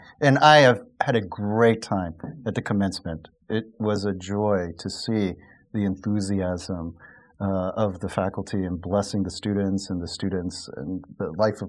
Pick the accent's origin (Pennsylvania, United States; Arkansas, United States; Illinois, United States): Pennsylvania, United States; New York City; I was born in New York City, and one of my earliest memories was living in the basement of an Irish Catholic family